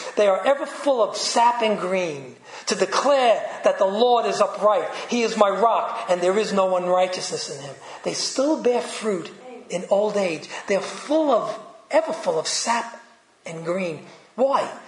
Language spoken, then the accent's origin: English; New York City, New York, United States; accent: Brooklyn; my Brooklyn accent